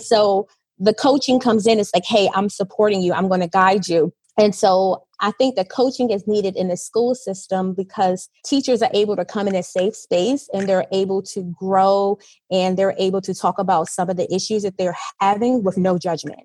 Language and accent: English; Virginia, United States; moved away as an adult; now in United Arab Emirates; I am a teacher from the US, I am from Virginia and I have been living in the UAE for three years.